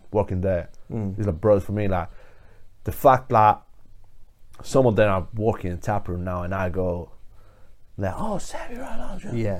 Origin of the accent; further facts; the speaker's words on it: Murcia, Region of Murcia, Spain; English is a second language; moved away as an adult; now in Leeds, United Kingdom; Chema's a guy from where I'm from Murcia, from Spain.